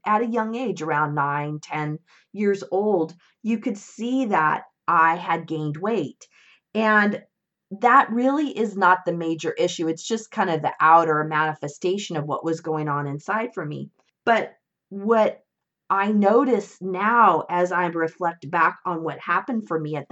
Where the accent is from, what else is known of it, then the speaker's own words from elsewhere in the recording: Northern California, United States; when I was around eight years old. My parents got a divorce, and my mom, my brother, and I moved from Southern California to Northern California